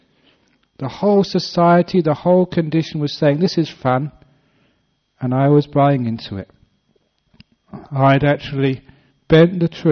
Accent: London, United Kingdom; moved away; my old places where I grew up in West London

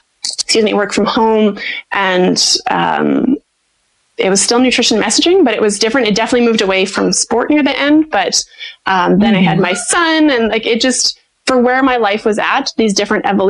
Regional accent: Canada; moved away as an adult; also born or lived in Saskatoon, Canada; now in United States; I'm a Canadian, I have a Canadian business, like, I still own the rights to my business in Saskatoon

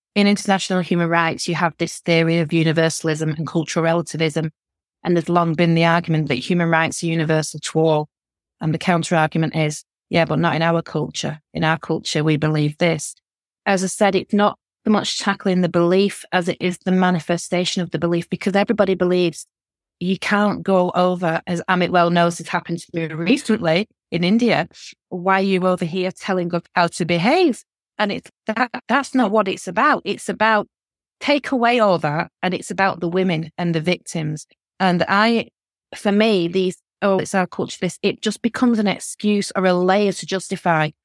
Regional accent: the north of England, United Kingdom; accent: northern; I'm a northerner, my accent, you can tell

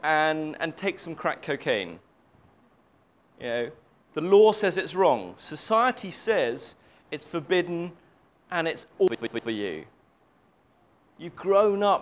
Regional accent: United Kingdom; I grew up in the British culture. I'm very British

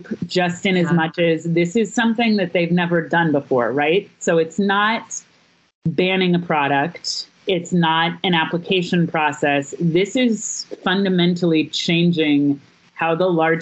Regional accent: Missouri, United States; now in New York City, United States; my home state of Missouri

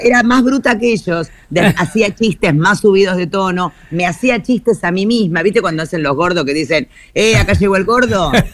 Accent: Buenos Aires, Argentina; la casa modesta en la que yo me crié en Floresta, la casa Chorizo, que es la casa que yo siempre recuerdo porque es la casa de mi infancia

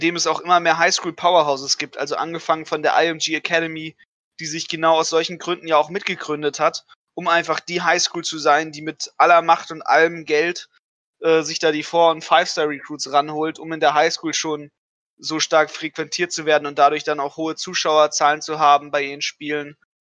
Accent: Germany; bei uns in Deutschland

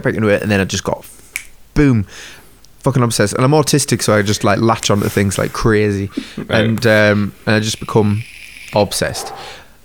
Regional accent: Sunderland, North East England, United Kingdom; I'm from Sunderland

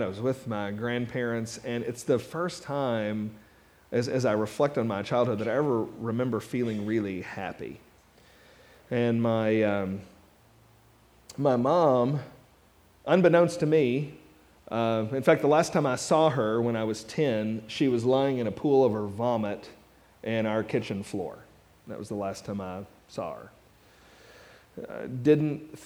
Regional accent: Mount Sterling, Kentucky, United States; also born or lived in Louisville, Kentucky; I grew up in Mount Sterling, Kentucky

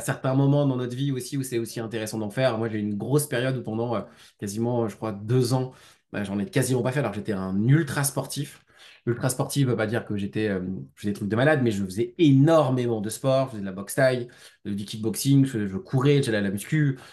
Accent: Lyon, Auvergne-Rhône-Alpes, France; J'habite sur Lyon. Je suis un, je suis un Lyonnais qui vagabonde quand même pas mal de fois

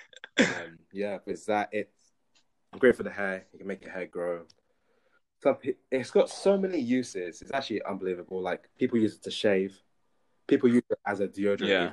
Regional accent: London, United Kingdom; moved away; born and raised in London

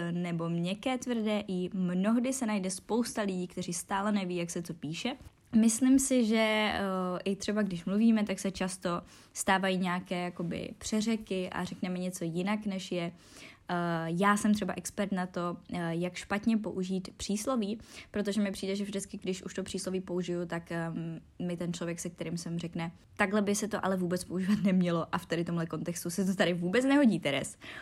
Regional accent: Czechia; first language Czech; my Češi, když mluvíme naším rodným jazykem

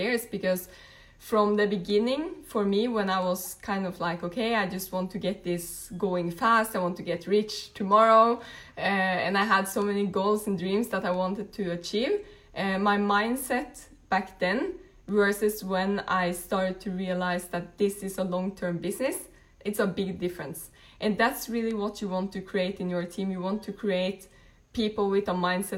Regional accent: Norway; moved away; I'm originally from Norway.

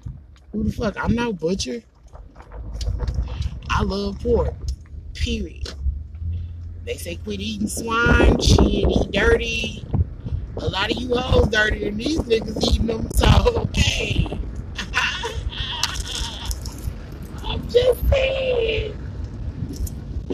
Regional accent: the South, United States; I'm from the South

